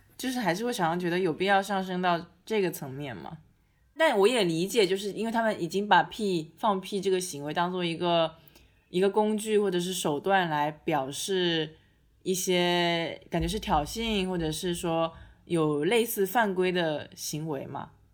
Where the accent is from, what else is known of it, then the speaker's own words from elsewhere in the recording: China; 我们中国人